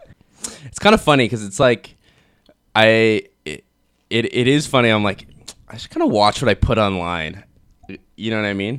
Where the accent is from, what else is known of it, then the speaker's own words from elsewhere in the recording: Kelowna, British Columbia, Canada; moved away as an adult; I grew up in Kelowna